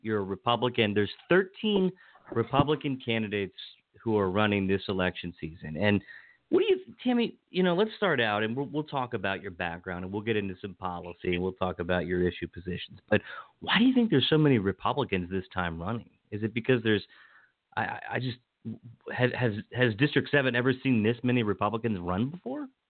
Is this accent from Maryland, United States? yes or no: yes; Washington County, Maryland, United States; where I grew up in Washington County